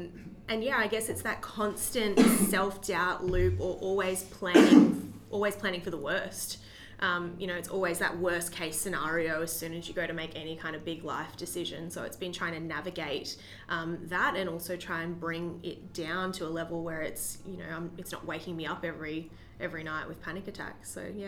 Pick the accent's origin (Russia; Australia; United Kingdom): Australia; Queensland; moved away; So for me, I moved from Queensland, like 4 years ago almost now, and it was a really big life change for me moving into state. All my family and my group of friends were back home